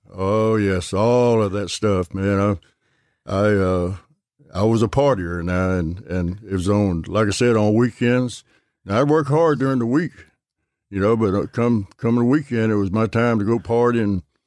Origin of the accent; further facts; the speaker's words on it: Gulfport, Mississippi, United States; I'm right here in Gulfport, over uh, by Milner Stadium.